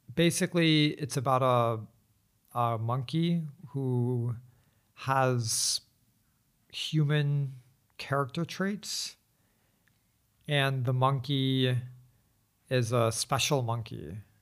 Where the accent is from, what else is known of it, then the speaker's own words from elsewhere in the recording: United States; now in Beijing, China; as an American